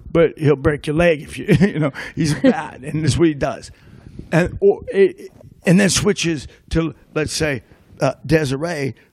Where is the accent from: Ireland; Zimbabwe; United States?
Ireland; she knew I was going to lie because I'm Irish.